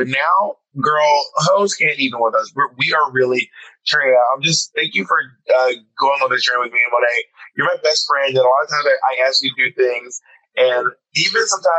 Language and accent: English; Columbus, Georgia, United States; now in New York, United States; I came from Columbus, Georgia